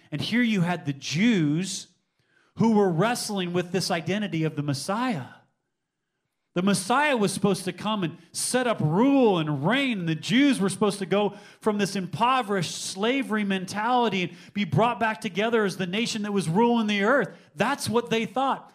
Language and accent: English; United States; I've grown up in the United States of America